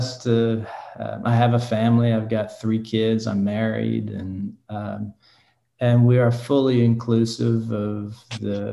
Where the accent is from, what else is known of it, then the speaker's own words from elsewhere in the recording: Oklahoma City, Oklahoma, United States; also born or lived in Massachusetts / Abilene, Texas; now in Lake Forest, United States; I am originally from Massachusetts, but my family moved to Oklahoma City when I was 10 years old. So I'm an Okie. I was raised in Oklahoma